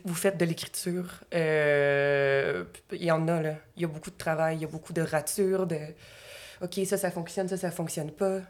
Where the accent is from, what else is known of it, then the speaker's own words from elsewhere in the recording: Gatineau, Quebec, Canada; je viens de l'Outaouais